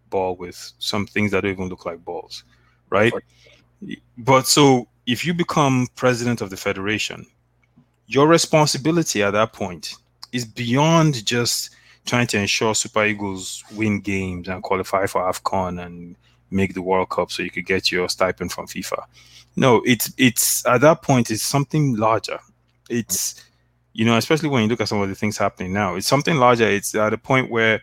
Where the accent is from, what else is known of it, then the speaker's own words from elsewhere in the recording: Delta, Nigeria; I'm from Delta State